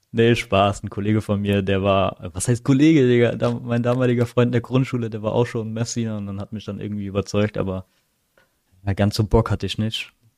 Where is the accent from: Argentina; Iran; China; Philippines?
Philippines; now in Germany; ich bin ja nicht hier geboren, ich bin ja auf den Philippinen geboren